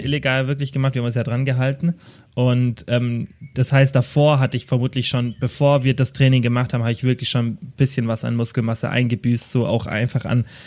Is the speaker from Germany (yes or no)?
yes; Kempten, Bavaria, Germany; also born or lived in Stuttgart; bei uns in Kempten